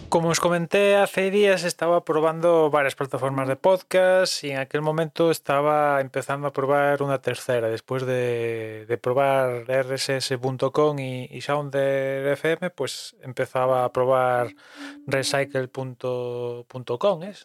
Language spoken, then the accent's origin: Spanish; Spain; aquí siendo español